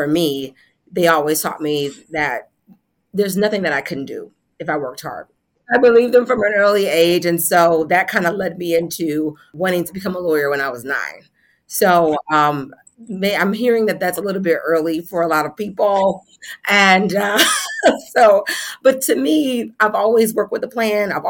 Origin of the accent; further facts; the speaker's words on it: Southfield, Michigan, United States; I'm from Southfield, Michigan, Metro Detroit area. So born and raised there